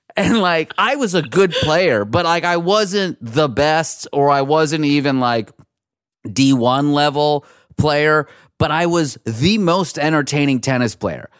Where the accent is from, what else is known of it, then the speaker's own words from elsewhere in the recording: Pittsburgh, Pennsylvania, United States; also born or lived in Iran; now in Los Angeles, United States; my family's from Iran, and we grew up in Pittsburgh